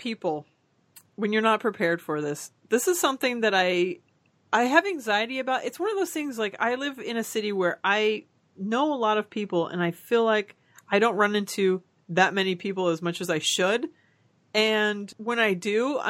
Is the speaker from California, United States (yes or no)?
yes; Orange, California, United States; I'm from a city called Orange